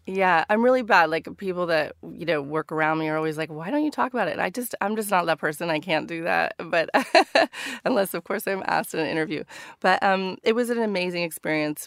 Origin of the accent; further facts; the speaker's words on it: Northern California, United States; moved away as an adult; now in London, United Kingdom; stories about growing up in Northern California.